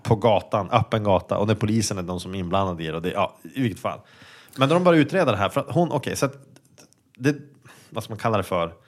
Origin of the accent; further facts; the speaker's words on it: Sweden; som svensk